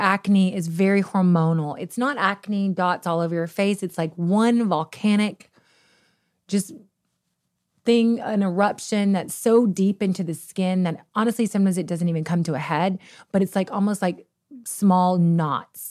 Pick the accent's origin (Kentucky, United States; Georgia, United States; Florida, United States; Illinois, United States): Kentucky, United States; moved away; we're from the middle of nowhere. We're from Kentucky